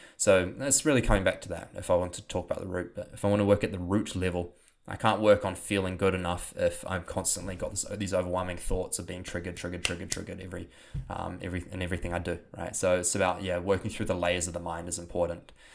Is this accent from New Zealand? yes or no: yes; New Zealand; accent: New Zealand; my New Zealand accent